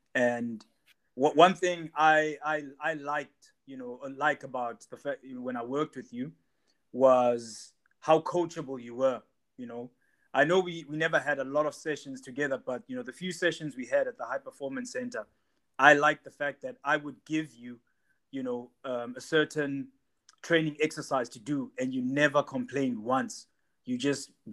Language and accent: English; South Africa; we South Africans